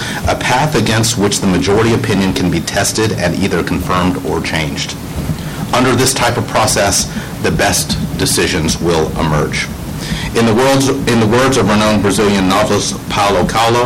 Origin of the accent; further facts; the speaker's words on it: Houston, Texas, United States; I'm a born and raised Texan. I was born in Houston, the home of NASA